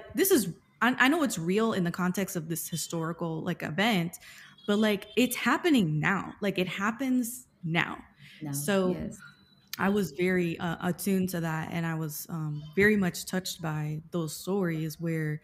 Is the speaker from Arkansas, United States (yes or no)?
no; Miami, Florida, United States; I'm half Cuban and I grew up in Miami